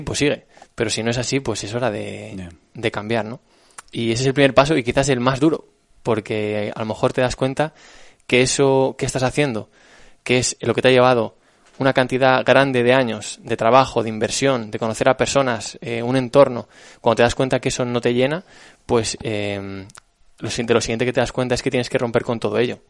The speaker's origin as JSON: {"language": "Spanish", "town": "Alcalá de Henares", "region": "Community of Madrid", "country": "Spain", "said": "yo estudié esta carrera en Alcalá de Henares, que es de donde soy"}